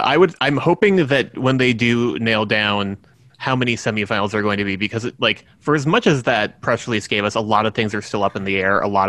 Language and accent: English; United States; any time that I get asked questions as an American